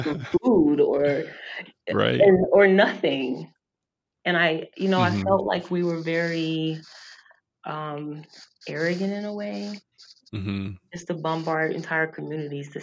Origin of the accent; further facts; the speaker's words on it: the South, United States; I'm from the South, and from a long line of preachers in my family